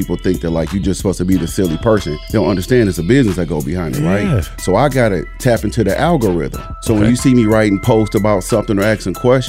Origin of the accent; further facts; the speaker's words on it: Milwaukee, Wisconsin, United States; now in Madison, United States; I didn't grow up here. I'm originally from Milwaukee.